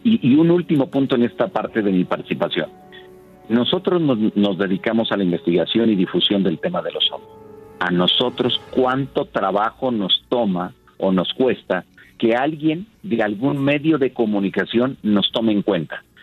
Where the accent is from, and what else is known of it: Mexico